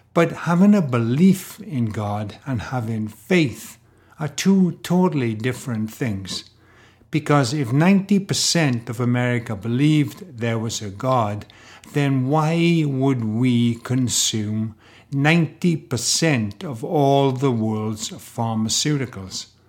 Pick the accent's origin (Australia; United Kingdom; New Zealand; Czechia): United Kingdom; Wales; I grew up in Wales, in Great Britain